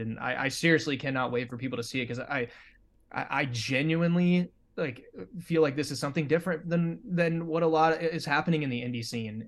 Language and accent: English; Nebraska, United States; moved away as an adult; I'm originally from Nebraska, and I moved out here just a couple